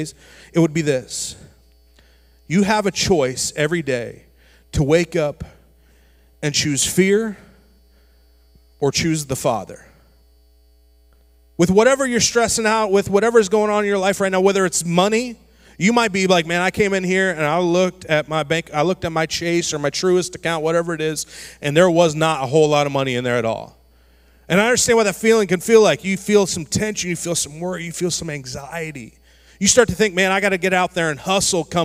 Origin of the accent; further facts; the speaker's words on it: Florida, United States; Growing up in Florida